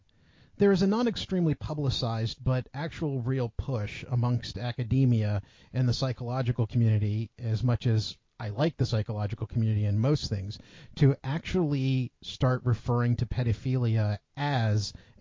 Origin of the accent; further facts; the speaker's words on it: United States; as an American citizen.